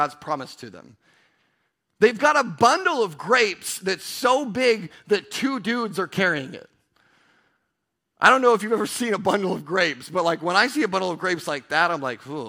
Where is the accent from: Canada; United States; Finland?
United States; Pasco, Washington; I'm from Pasco